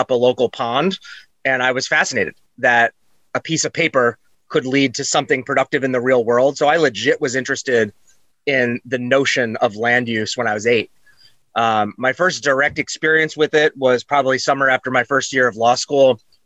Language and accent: English; New York City, New York, United States; also born or lived in Hanover, New Hampshire; now in New Hampshire, United States; I was born in New York City, thus the talking loud and fast. That hasn't worn off.